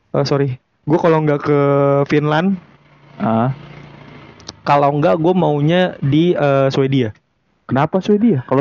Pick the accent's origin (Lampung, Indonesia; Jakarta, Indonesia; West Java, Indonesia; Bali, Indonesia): Jakarta, Indonesia; karena mungkin gue orang Betawi pertama orang Betawi kan nggak jauh nggak jauh dari uh, namanya masa kecilnya di kota.